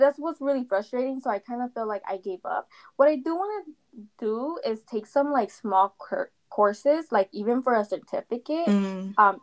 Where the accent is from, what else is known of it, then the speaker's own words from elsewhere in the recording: Phoenix, Arizona, United States; I was born and raised in Phoenix, Arizona